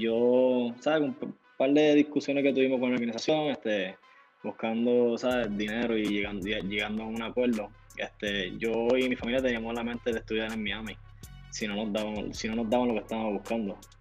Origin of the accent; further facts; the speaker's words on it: Puerto Rico; yo soy puertorriqueño, nací en Puerto Rico